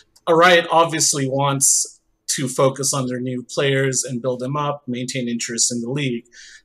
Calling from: Chicago, Illinois, United States; Hey, calling from the suburbs of Chicago.

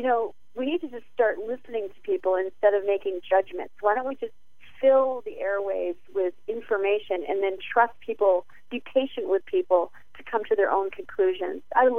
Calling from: New England, United States; I'm calling from New England right now

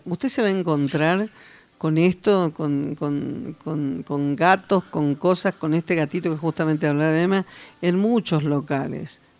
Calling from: Unquillo, Córdoba, Argentina; de Unquillo.

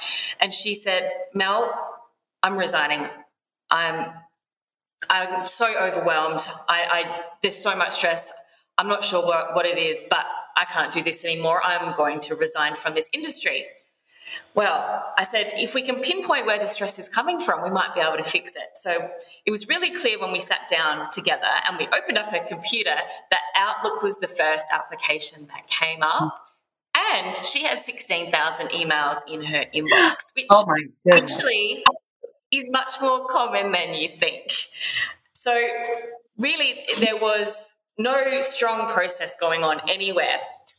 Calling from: Adelaide, South Australia, Australia; Yes, I'm coming from Australia. So I live in Adelaide, Australia, which is in the south of Australia.

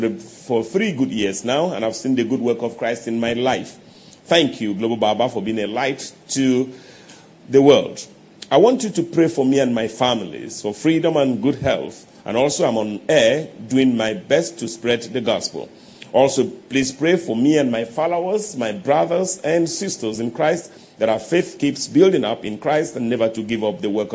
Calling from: Umuahia, Abia, Nigeria; I'm watching from Umuahia Abia State.

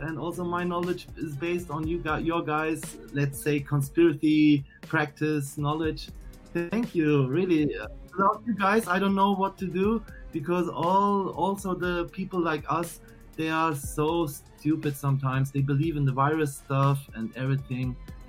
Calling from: Munich, Bavaria, Germany; I'm calling from Munich, from Germany.

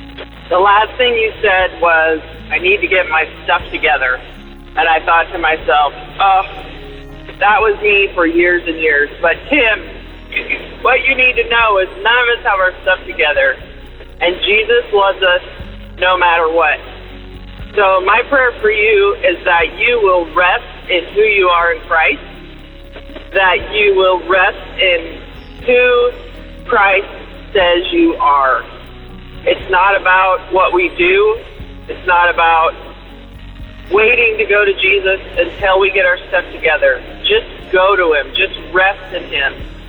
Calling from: Vancouver, Washington, United States; I'm calling from Vancouver, Washington.

